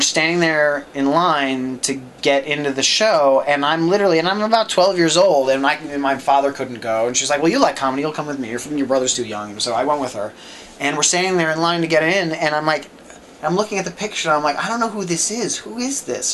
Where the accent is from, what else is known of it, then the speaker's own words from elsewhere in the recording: New York, United States; growing up in New York